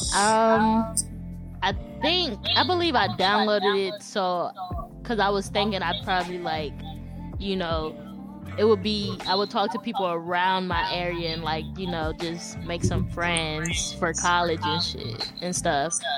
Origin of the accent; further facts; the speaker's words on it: Texas, United States; accent: Southern; born and raised in Texas, Southern. Although a lot of people say I don't have that accent